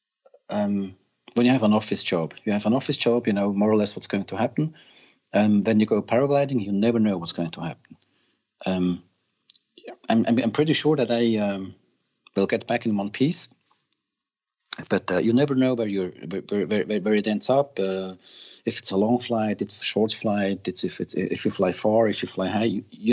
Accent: Thun, Bern, Switzerland; also born or lived in Zurich; the family moved to Thun. This is where Adorance is. And I grew up in Thun

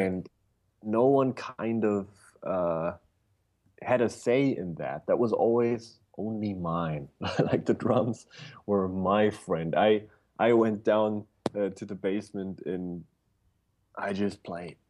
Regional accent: Bavaria, Germany; I was born in a little village in Bavaria, Germany.

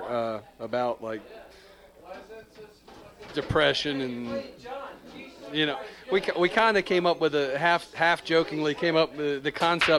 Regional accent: Charlotte, North Carolina, United States; I'm from Charlotte, y'all, so I'm just letting you know I have a little bit of history in the town.

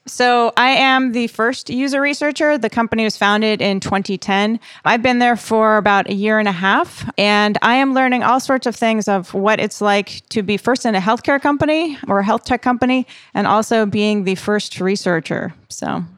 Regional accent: East Coast, United States; moved away; I'm from the East Coast

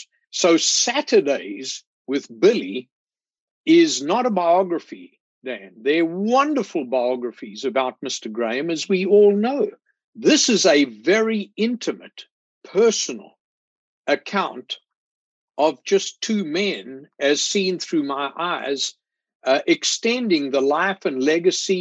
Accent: South Africa; moved away as an adult; now in Spartanburg, United States; I grew up in South Africa

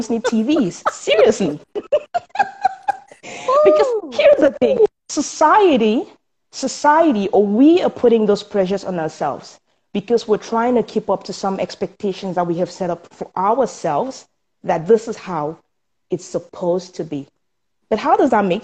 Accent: Cameroon; moved away as an adult; now in Canada; I was born in Cameroon, and that's in Africa. And I moved here some 12 years ago

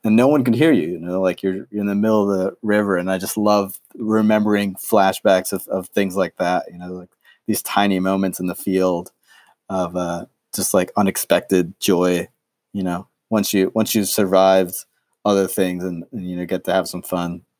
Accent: New York City, New York, United States; I grew up in New York City

